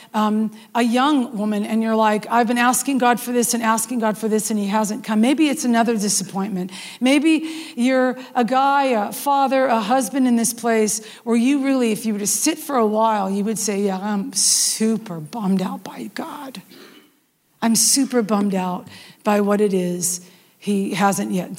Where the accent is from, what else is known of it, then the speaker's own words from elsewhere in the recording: West Coast, United States; now in the South, United States; I live in the South and I'm from the West Coast.